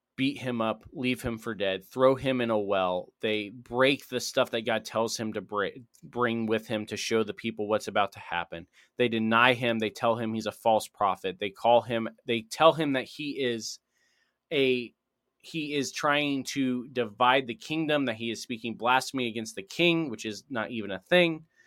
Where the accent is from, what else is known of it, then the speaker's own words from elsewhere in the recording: United States; me as an American